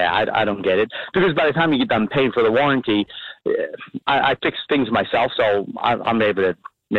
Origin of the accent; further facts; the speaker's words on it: Philadelphia, Pennsylvania, United States; now in Liberty Corner, United States; I'm originally from Philadelphia, but I came up to Jersey